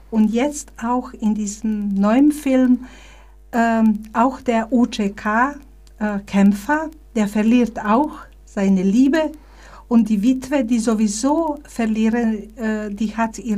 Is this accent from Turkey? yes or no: no; Bosnia & Herzegovina; now in Germany; ich bin hier aus Bosnien als Flüchtling gekommen, 1992, da war so eine ähm, äh, Hilfsbereitschaft in Deutschland da.